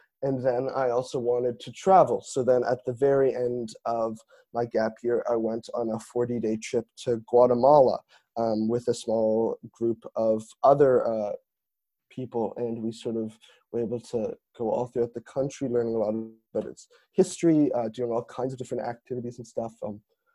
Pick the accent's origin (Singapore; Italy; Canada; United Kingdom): Canada; Toronto, Ontario; moved away as an adult; now in Montreal, Canada; I'm originally from Toronto, but have been enjoying it in Montreal.